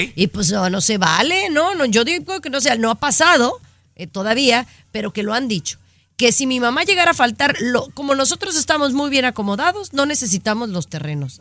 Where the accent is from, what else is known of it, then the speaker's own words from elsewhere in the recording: Mexico; los que somos mexicanos y entendemos la cultura